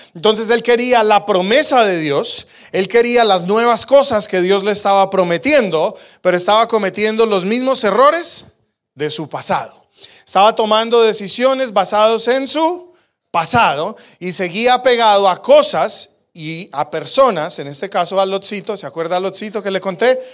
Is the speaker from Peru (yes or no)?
no; Colombia; now in Calgary, Canada; yo soy colombiano